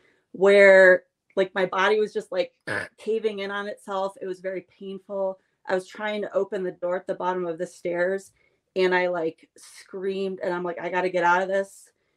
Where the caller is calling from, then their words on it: Colorado, United States; I'm in Colorado tonight.